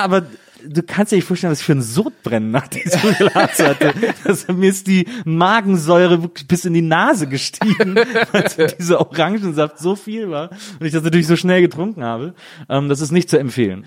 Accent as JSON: {"language": "German", "town": "Wesseling", "region": "North Rhine-Westphalia", "country": "Germany", "tie": "born or raised there", "said": "ich komme nämlich aus Wesseling"}